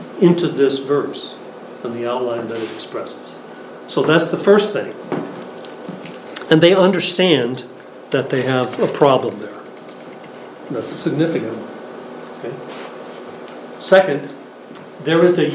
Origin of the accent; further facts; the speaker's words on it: Philadelphia, Pennsylvania, United States; I come from the Philadelphia area